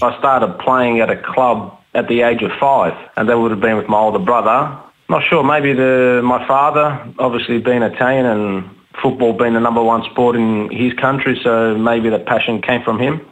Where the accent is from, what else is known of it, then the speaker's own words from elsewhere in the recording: Australia; being Australian